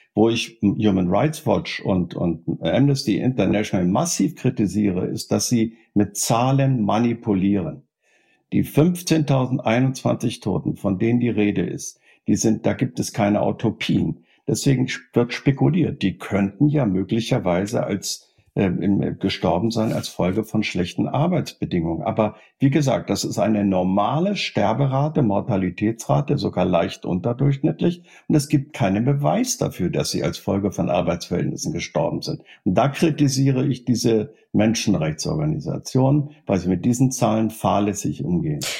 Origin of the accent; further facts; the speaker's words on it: Germany; bei uns in Deutschland